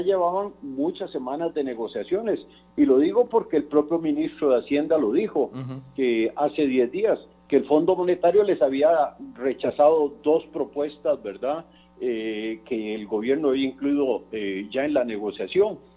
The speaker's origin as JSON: {"language": "Spanish", "country": "Costa Rica", "said": "Yo como costarricense"}